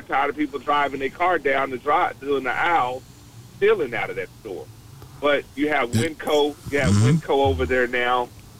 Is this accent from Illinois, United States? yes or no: no; Dallas, Texas, United States; also born or lived in San Francisco Bay Area, California; And so in 2002, I moved to California. I'm from Dallas, been here my whole life, but 2002, I moved to California to do some work for a company that I was working for at the time. And I stayed there for 8 years, and then I moved back